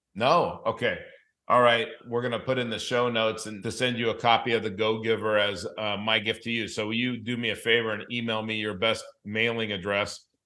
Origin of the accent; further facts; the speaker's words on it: Los Angeles, California, United States; also born or lived in Denver, Colorado / South Dakota; now in Southwest Florida, United States; I grew up in Los Angeles